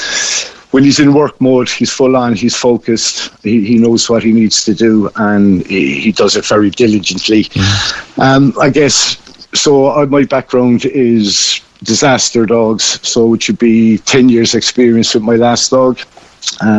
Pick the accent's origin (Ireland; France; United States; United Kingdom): Ireland; Cobh, Munster; moved away as an adult; I'm originally from Cove, PJ. I'm just currently living down in Kishgame at the moment